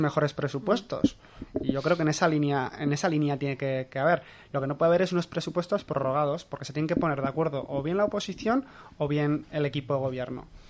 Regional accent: Cizur, Navarre, Spain; yo soy de Cizur

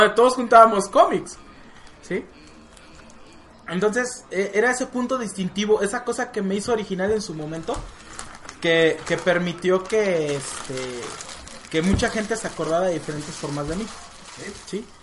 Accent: Mexico; Aquí en México

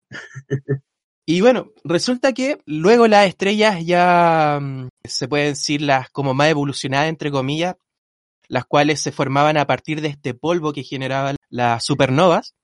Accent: Rancagua, O'Higgins, Chile; moved away; soy de Rancagua yo

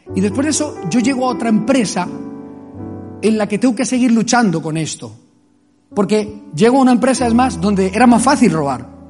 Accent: Colombia; moved away; Wilson sabe dónde vengo yo, conoce mi pueblo. Es un pueblo de guerrilla, es un pueblo de violencia, allí en Colombia.

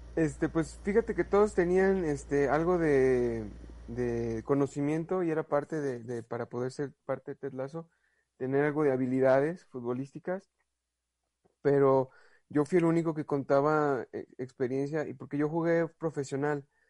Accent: Guadalajara, Jalisco, Mexico; soy de Guadalajara

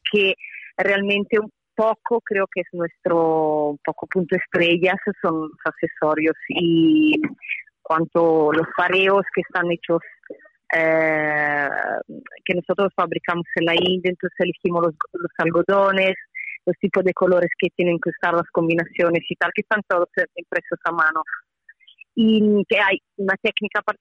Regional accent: Italy; Spanish is a second language; soy italiana

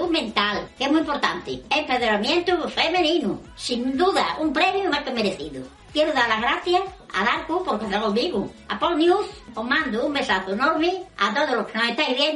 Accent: Extremadura, Spain; una abuela de Extremadura. Que lo mismo que soy jubilada, soy influencer.

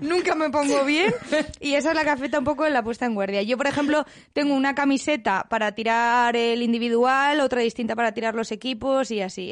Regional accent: Villanueva de la Cañada, Community of Madrid, Spain; yo soy de Villanueva de la Cañada

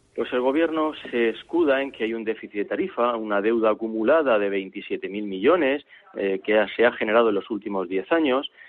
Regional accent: Spain

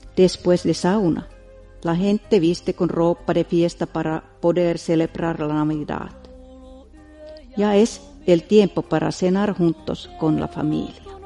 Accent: Finland; mi país

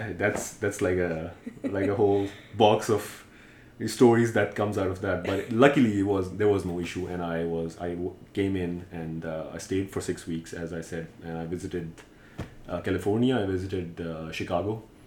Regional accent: Pakistan; moved away as an adult; now in Washington, D.C., United States; So I was born and raised in Pakistan. I lived there till I was 31, and I came here for grad school in 2014, so about 3 years.

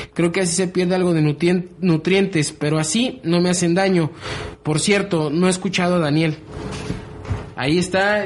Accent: Mexico; somos mexicanos

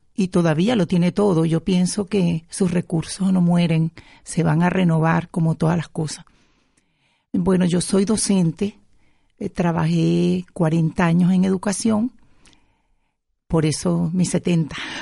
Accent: Yaracuy, Venezuela; moved away as an adult; now in Spain; vengo del estado Yaracuy de Venezuela

